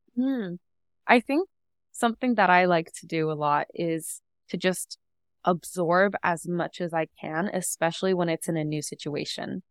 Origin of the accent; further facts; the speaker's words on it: Seattle, Washington, United States; moved away as an adult; now in Toronto, Canada; I grew up in Seattle, and that's where I spent literally my entire life